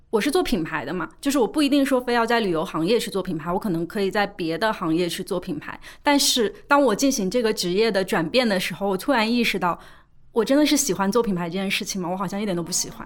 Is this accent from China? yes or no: yes; Suzhou, Jiangsu, China; 就是我是江苏人嘛，苏州人，我们那边有一个很重要的事情就是读书